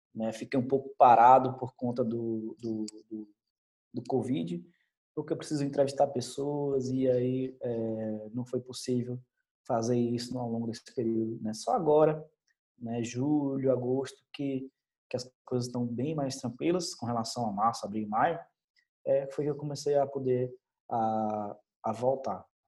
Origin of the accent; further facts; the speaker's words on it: Salvador, Bahia, Brazil; moved away as an adult; also born or lived in Senhor do Bonfim, Bahia; a minha terra, a Bahia, né? da onde eu sou, nasci em Salvador, mas é, trabalho em Seu do Bonfim